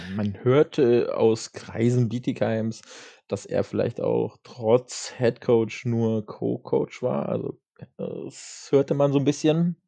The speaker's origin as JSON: {"language": "German", "town": "Kassel", "region": "Hesse", "country": "Germany", "said": "als Kasseler"}